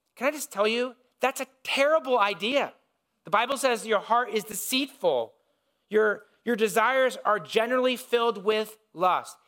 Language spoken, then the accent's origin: English; Indiana, United States; when I was growing up, I grew up in Indiana